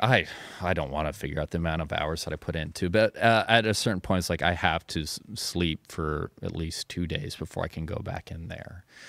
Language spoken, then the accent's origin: English; Carbondale, Illinois, United States; also born or lived in Anna, Illinois; I was born in Carbondale. I lived in Anna when I was super young, but just kinda moved right